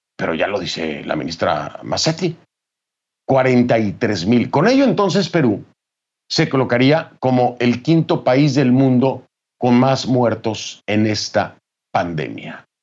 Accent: Mexico; México, de mi país.

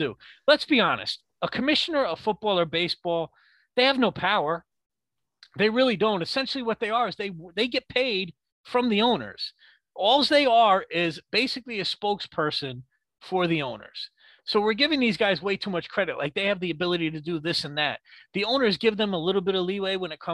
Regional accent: New York, United States; I am a New Yorker

